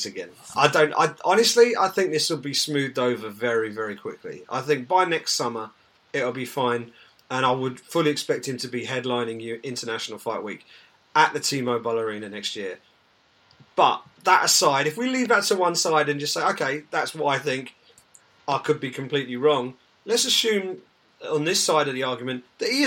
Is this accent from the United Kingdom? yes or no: yes; England, United Kingdom; As an Englishman